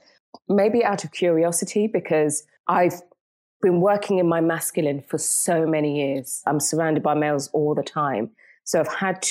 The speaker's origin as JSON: {"language": "English", "region": "England", "country": "United Kingdom", "also_born_or_lived": "Jamaica", "moved": "yes", "lives_now": "Istanbul, Turkey", "said": "Inglaterra, English"}